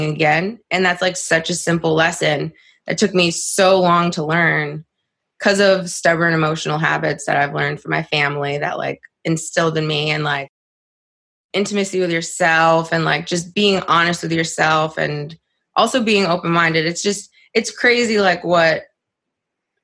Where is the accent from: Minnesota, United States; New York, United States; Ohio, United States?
New York, United States; upstate; also born or lived in Moldova; my family immigrated to upstate New York when I was 5 from Moldova